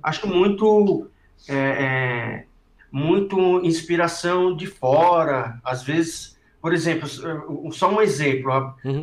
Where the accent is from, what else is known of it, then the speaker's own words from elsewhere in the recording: ABC Paulista, São Paulo, Brazil; eu sou do ABC paulista